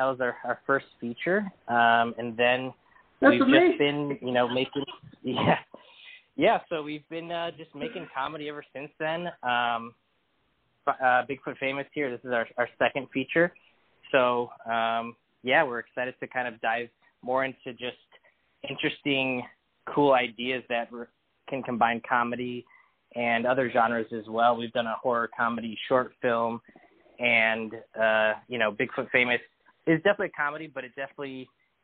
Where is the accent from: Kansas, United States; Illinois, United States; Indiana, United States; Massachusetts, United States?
Illinois, United States; Chicago suburbs; moved away as an adult; now in Los Angeles, United States; Nice growing up there